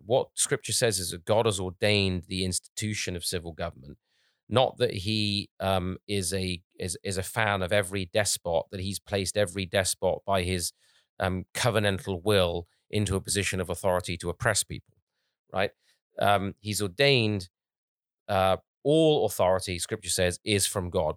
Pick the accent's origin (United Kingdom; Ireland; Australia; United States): United Kingdom; England; when I was growing up in England